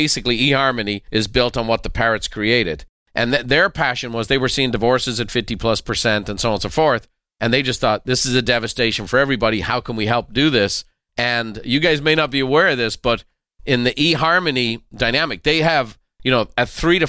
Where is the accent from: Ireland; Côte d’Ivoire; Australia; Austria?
Ireland; You know, this growing up in Ireland, you know, we didn't have a lot of racial diversity.